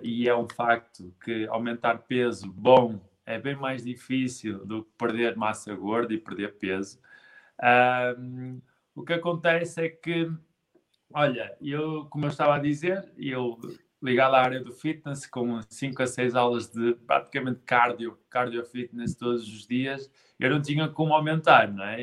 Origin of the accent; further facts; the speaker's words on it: Guimarães, Norte, Portugal; eu sou de Guimarães